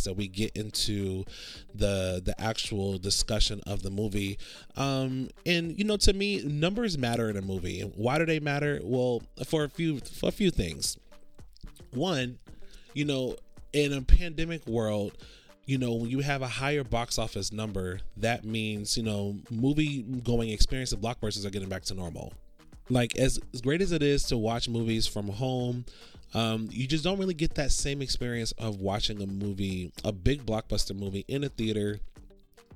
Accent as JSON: {"language": "English", "town": "Orlando", "region": "Florida", "country": "United States", "tie": "born or raised there", "moved": "yes", "lives_now": "Los Angeles, United States", "said": "I grew up in Orlando, and there's theaters over there, but it's not as much as it is over here"}